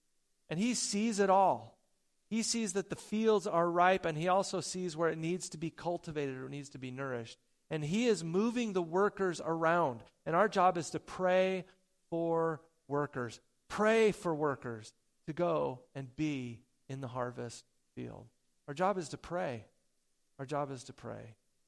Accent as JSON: {"language": "English", "town": "Porterville", "region": "California", "country": "United States", "tie": "born or raised there", "said": "I grew up down in Porterville, California for junior high and high school, and I got my first job in Orange Grove. down there."}